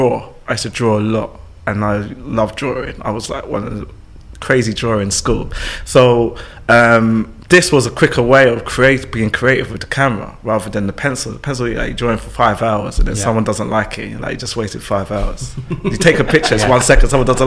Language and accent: English; London, United Kingdom; I'm born in London, born and raised in London